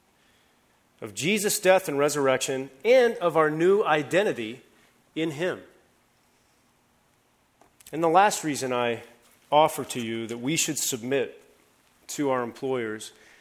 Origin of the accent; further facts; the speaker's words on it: Columbus, Ohio, United States; moved away; Back in Ohio, I'm from Columbus, Ohio